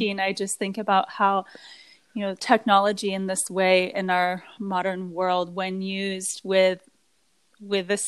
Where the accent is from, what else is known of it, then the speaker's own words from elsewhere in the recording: British Columbia, Canada; I was blessed at a young age to have a lot of nature time on Vancouver Island, which is, I'm from British Columbia, Canada